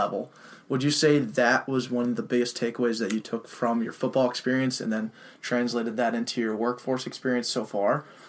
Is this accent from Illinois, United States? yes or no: no; Colorado, United States; now in Minnesota, United States; I'm from Colorado, and just being from there